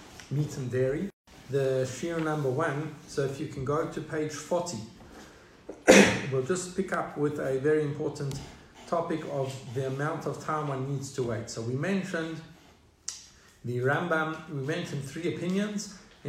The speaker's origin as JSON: {"language": "English", "country": "South Africa", "tie": "born or raised there", "said": "Growing up in South Africa, that was a very established minhag"}